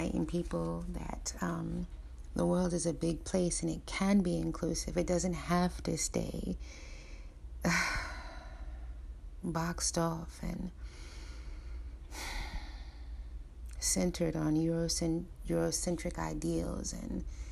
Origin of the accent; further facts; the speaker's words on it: United States; I'm American. I was born in America, an American African